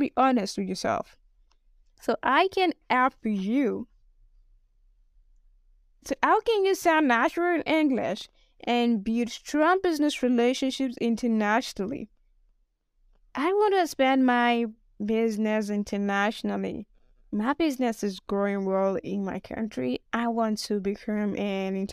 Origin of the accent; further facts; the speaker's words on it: Nigeria; accent: Nigerian; I'm a Nigerian